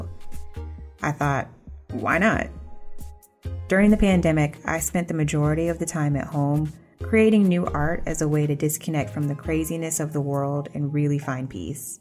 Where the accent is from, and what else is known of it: College Park, Georgia, United States; born or raised there; also born or lived in Atlanta